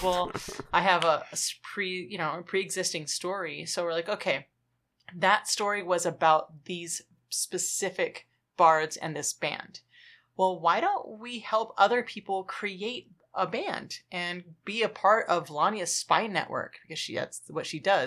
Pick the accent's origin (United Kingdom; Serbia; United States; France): United States; Los Angeles, California; I'm from Los Angeles